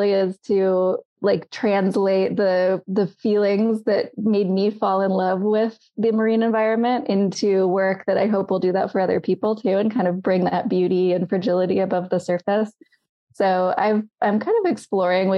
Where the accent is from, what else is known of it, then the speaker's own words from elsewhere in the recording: San Francisco, California, United States; I grew up in San Francisco